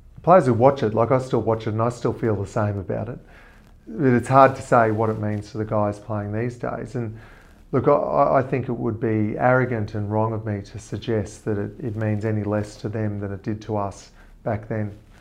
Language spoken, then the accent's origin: English; Queensland, Australia; anyone who was born and bred in Queensland, like myself